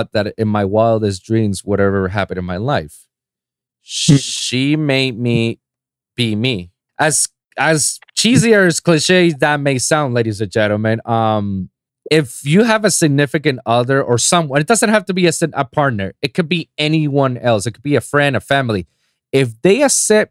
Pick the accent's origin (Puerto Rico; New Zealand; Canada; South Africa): Puerto Rico; moved away as an adult; now in Miami, United States; before moving to Miami, living in my hometown in Puerto Rico, my last 4 years of college